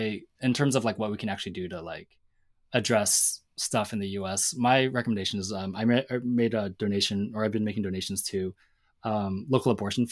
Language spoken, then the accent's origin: English; Seattle, Washington, United States; I grew up in Seattle, so I didn't understand. I was more … than …, to my great shame.